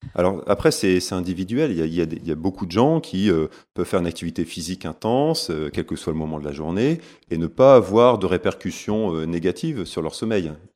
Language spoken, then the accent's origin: French; Lille, Hauts-de-France, France; accent: ch'ti; Je suis né à Lille, hein, je suis un, gars du Nord, comme on dit, un ch'ti.